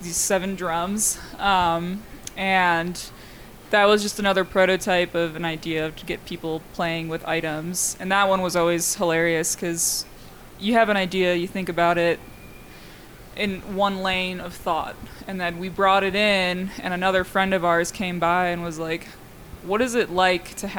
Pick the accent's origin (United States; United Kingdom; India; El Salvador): United States; Chicago, Illinois; I'm from Chicago originally